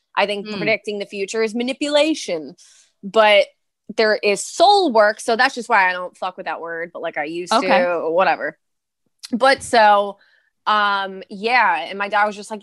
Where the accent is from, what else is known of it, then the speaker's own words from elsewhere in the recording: New York City, New York, United States; I'm from Brooklyn, Staten Island